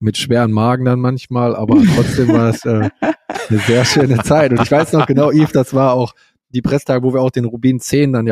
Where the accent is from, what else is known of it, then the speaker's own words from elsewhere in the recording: Germany; als Deutscher denkt man, man geht kurz ins Hotel und äh, geht dann in die, ins Restaurant essen